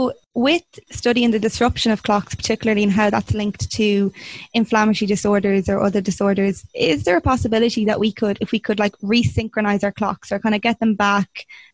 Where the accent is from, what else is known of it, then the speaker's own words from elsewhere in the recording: Westmeath, Leinster, Ireland; also born or lived in Dublin; because I know I moved back home from Dublin. I'm in Westmeath